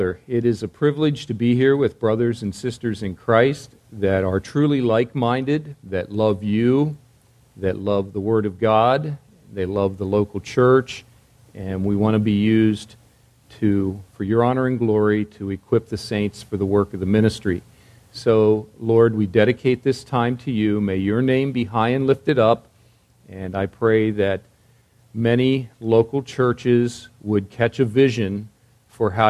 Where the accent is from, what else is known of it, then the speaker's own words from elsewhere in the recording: East Coast, United States; moved away as an adult; also born or lived in Virginia; now in West Coast, United States; I grew up in the East Coast, pastored on the East Coast